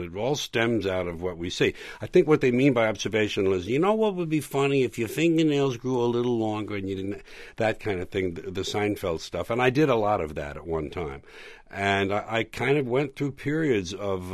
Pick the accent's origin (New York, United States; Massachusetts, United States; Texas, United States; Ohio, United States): New York, United States; born or raised there